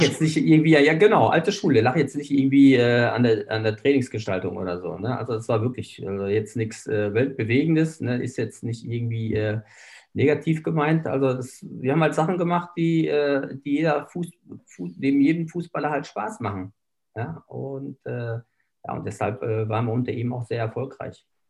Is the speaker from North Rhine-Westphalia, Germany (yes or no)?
yes; Bönen, North Rhine-Westphalia, Germany; moved away as an adult; now in Bochum, Germany; ich komme da aus der Ecke äh, Böen, das liegt ja bei Unna